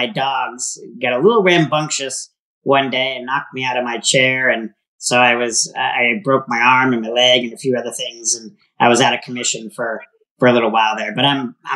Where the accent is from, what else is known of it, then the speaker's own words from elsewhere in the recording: Maine, United States; now in Tempe, United States; I grew up on the East Coast in Maine